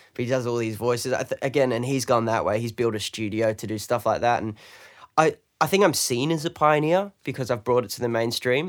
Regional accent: London, United Kingdom; now in Australia; I'm British. I'm from London

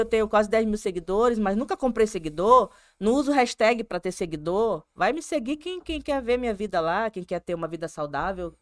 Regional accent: Manaus, Amazonas, Brazil; Eu sou amazonense mesmo, de pai, de mãe. Sou... É, todo mundo é manauara.

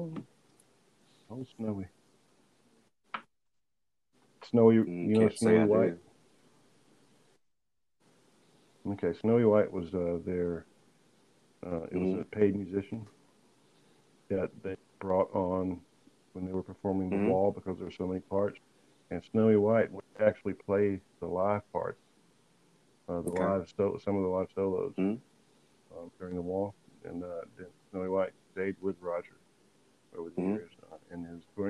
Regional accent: Indianapolis, Indiana, United States; I'm from Indianapolis

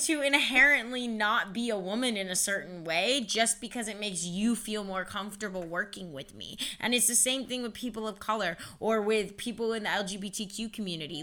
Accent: Avon Lake, Ohio, United States; also born or lived in San Jose, California; born in San Jose, California, but then I grew up in Avon Lake.

